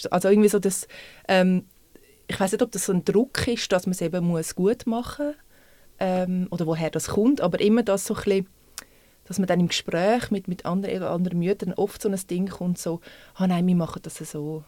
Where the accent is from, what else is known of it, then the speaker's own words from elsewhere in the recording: Zurich, Switzerland; moved away as an adult; now in Winterthur, Switzerland; ich bin eigentlich Stadtzürcher und jetzt wohne seit sechs Jahren in Winti, ungefähr